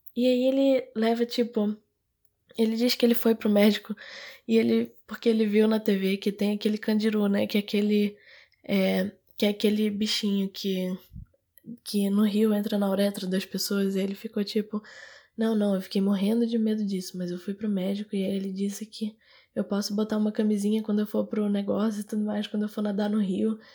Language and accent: Portuguese; Manaus, Amazonas, Brazil; eu sou de Manaus